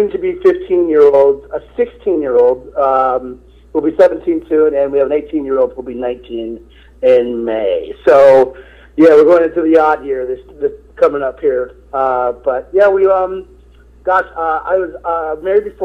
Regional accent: Inkster, Michigan, United States; moved away as an adult; also born or lived in New York; I grew up on the west side of Detroit, you know, and in a city called Inkster

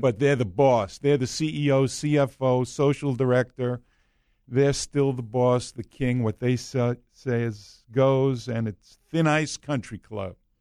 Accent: New York, United States; I'm from New York

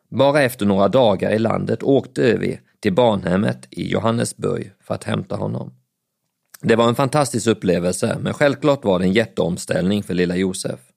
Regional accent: Bjärnum, Skåne, Sweden; also born or lived in Växjö / Älmhult; Jag föddes på BB i Växjö, när jag bodde i Älmhult i södra Småland. Det var i Älmhult jag lärde mig att gå, men innan jag hade fyllt två år så flyttade vi till Bjärnum i norra Skåne.

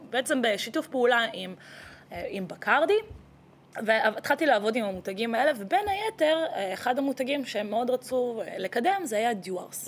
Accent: Israel; also born or lived in Latvia / Tel Aviv, Israel; נולדתי בלטביה, נולדת עליתי בלטביה. לארץ אה, בגיל שנתיים, אז ככה שאני ישראלית אה, לכל דבר

